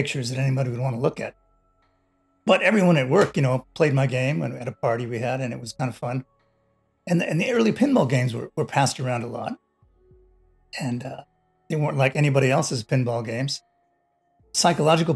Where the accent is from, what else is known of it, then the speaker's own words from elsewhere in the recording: Los Angeles, California, United States; I grew up in Los Angeles